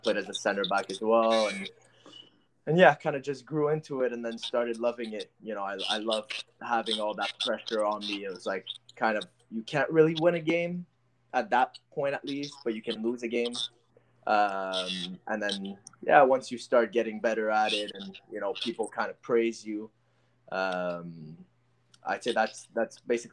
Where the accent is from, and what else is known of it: Ottawa, Ontario, Canada; born or raised there; moved away